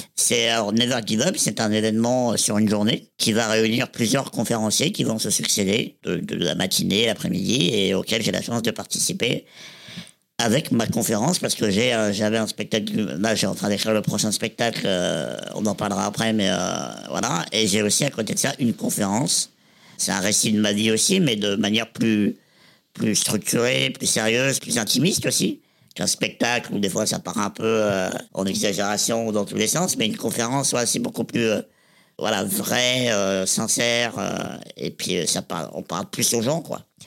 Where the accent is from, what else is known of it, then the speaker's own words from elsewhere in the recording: Reims, Grand Est, France; je suis né à, Reims, dans la Marne, le 14 avril 1987